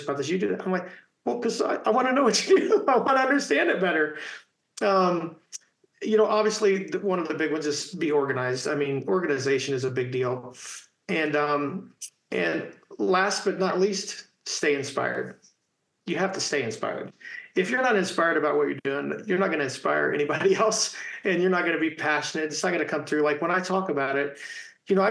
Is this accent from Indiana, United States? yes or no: yes; Indiana, United States; growing up in Indiana playing basketball